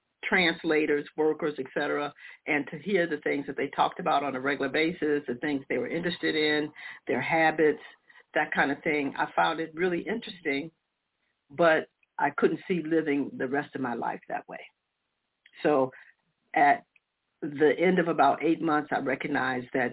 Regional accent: United States; also born or lived in Detroit, Michigan / Chicago, Illinois; I grew up in Detroit and Chicago

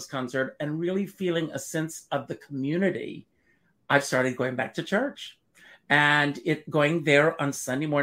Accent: South Carolina, United States; moved away as an adult; also born or lived in New York City; I grew up in South Carolina

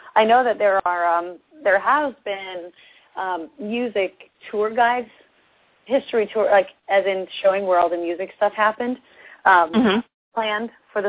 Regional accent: Seattle, Washington, United States; I'm from Seattle, and, you know, I'm a country music artist

